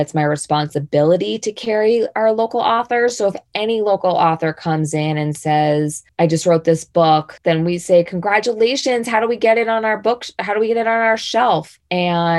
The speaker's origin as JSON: {"language": "English", "town": "Boston", "region": "Massachusetts", "country": "United States", "tie": "born or raised there", "moved": "as an adult", "lives_now": "Jackson, United States", "said": "I grew up in Boston."}